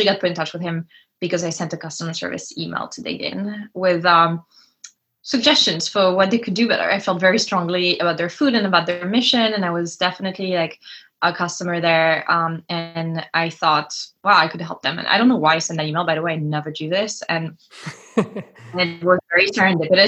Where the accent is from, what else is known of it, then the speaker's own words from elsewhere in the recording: France; moved away as an adult; also born or lived in Lyon, France / Cannes, France / Providence, Rhode Island, United States; I grew up between Lyon and Cannes, the south of France